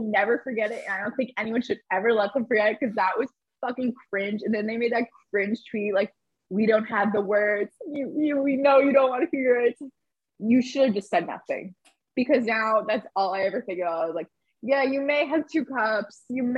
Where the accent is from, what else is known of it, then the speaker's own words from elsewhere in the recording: Boston, Massachusetts, United States; I'm Bostonian